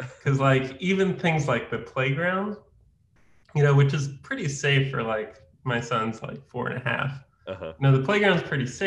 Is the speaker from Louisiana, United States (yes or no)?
no; a suburb north of Manhattan, New York, United States; I grew up in Muncie, New York, which is a suburb north of Manhattan